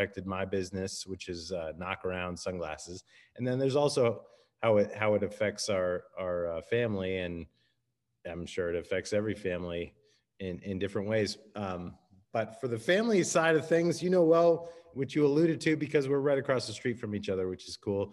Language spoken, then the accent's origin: English; United States; moved away as an adult; now in San Diego, United States; I grew up on the East Coast outside of Washington, D.C., and I moved out to San Diego for grad school